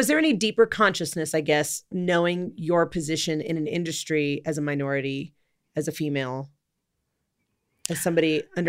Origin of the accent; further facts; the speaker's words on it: Los Angeles, California, United States; I was born and raised in Los Angeles, California.